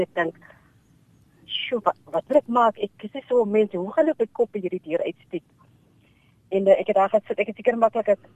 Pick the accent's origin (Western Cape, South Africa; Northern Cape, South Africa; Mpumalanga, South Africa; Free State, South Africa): Northern Cape, South Africa; Namaqualand; ek is gebore in Makwaland